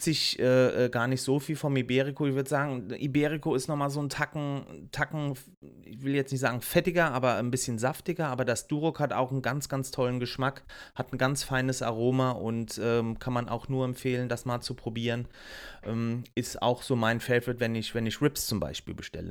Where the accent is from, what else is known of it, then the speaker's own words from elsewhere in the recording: Germany; bei uns in Deutschland